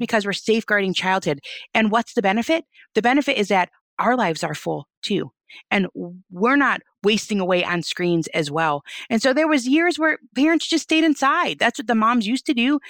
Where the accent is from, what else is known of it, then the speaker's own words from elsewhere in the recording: Michigan, United States; We're from Michigan.